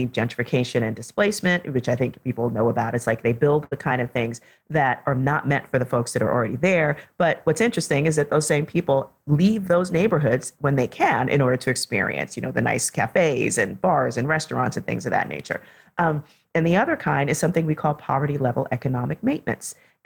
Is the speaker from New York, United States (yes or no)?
yes; New York City, New York, United States; I was one of the kids growing up in the South Bronx in the 1970s and early 80s